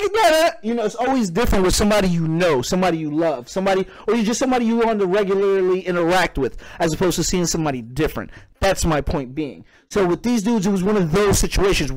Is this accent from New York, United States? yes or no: yes; New York City, New York, United States; moved away; I am originally from Brooklyn, New York